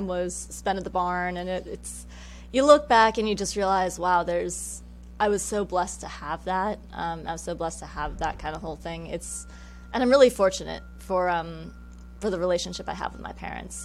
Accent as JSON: {"language": "English", "region": "California", "country": "United States", "tie": "born or raised there", "said": "I am originally from California. I grew up kind of rural"}